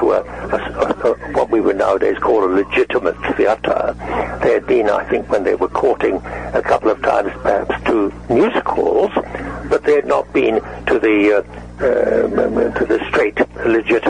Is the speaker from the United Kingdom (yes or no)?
yes; England, United Kingdom; moved away as an adult; also born or lived in Canada; an English actor